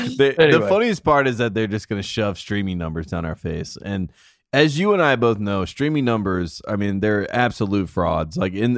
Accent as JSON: {"language": "English", "country": "United States", "said": "as an American"}